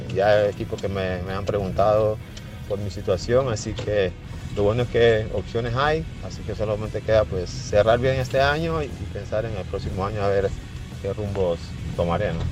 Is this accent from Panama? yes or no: yes; Panama; now in El Salvador; Soy panameño